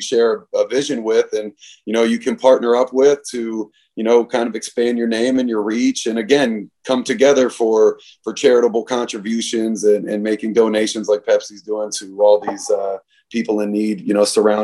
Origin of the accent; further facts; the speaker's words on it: Alexandria, Virginia, United States; I'm from Alexandria, Virginia, and that was our team growing up